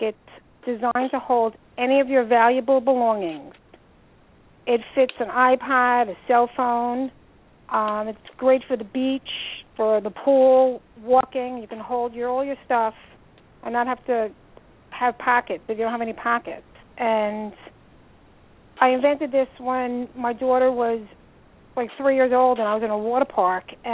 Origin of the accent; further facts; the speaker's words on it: New York, United States; now in New Jersey, United States; I'm originally from New York